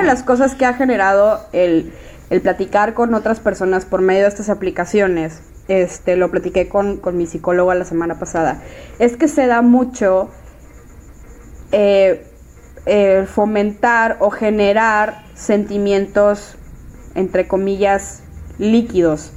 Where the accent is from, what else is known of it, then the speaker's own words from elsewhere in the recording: Monterrey, Nuevo León, Mexico; yo soy de Monterrey, vivo en Monterrey.